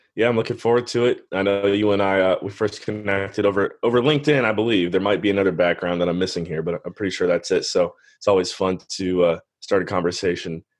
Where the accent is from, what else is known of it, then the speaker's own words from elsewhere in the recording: Cleveland, Ohio, United States; moved away as an adult; also born or lived in Western Pennsylvania / Belize; Born and raised in Cleveland, Ohio. Was there for the first 18 years of my life